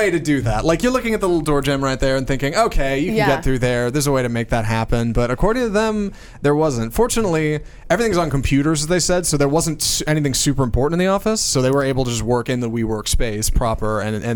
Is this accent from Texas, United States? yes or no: yes; Houston, Texas, United States; now in Dallas-Fort Worth, United States; I'm from Houston originally, and we're in DFW